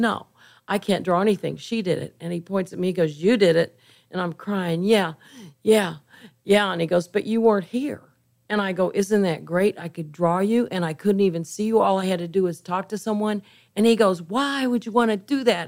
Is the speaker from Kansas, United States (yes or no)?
yes; Kansas, United States; also born or lived in San Antonio, Texas; now in Houston, United States; I'm from Kansas